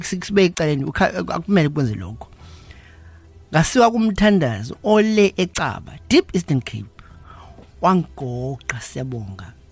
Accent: KwaZulu-Natal, South Africa; also born or lived in Cedarville; ngizalelwe la e, eKZN ngafunda khona

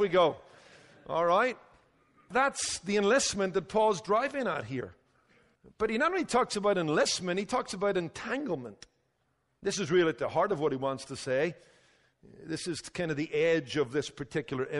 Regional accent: Northern Ireland, United Kingdom; moved away; when I was growing up in Northern Ireland

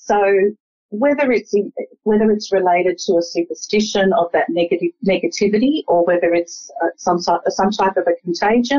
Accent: Australia; I was born in Australia, but both my parents migrated from Lebanon in the 50s.

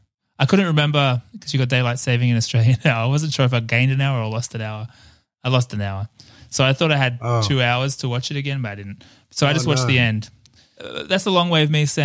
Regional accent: Ireland; I'm Irish

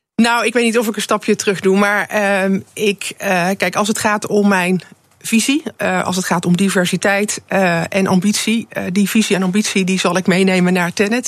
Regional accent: Netherlands

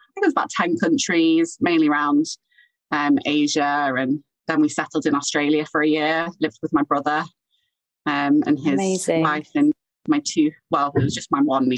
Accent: Chester, North West England, United Kingdom; moved away as an adult; also born or lived in Sheffield; I'm from Chester.

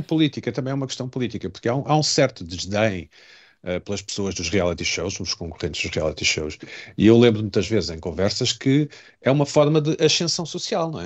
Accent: Portugal; enquanto português

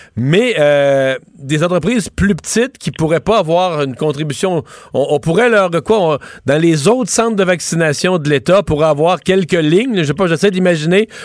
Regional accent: Rivière-du-Loup, Quebec, Canada; premier tech chez nous à Rivière-du-Loup

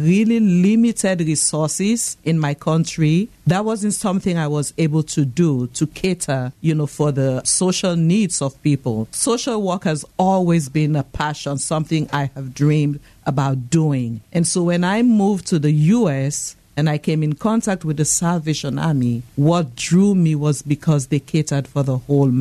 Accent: Freetown, Western Area, Sierra Leone; moved away; I know you can tell from my accent that I'm not from around here. I was born and raised in Freetown, Sierra Leone, West Africa.

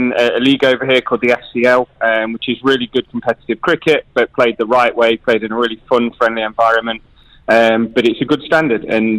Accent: England, United Kingdom; moved away; I'm always proud to be English.

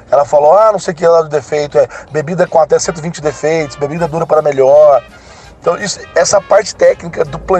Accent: Machado, Minas Gerais, Brazil; Eu sou de Machado. Machado é a capital mundial, é, é a capital do melhor café do mundo.

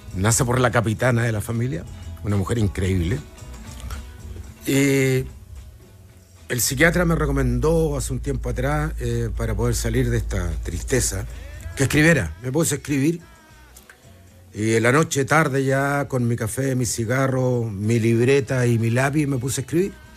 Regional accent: Chile; aquí en mi país

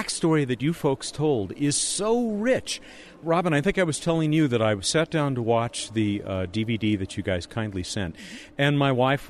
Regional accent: Southern California, United States; born and raised in Southern California

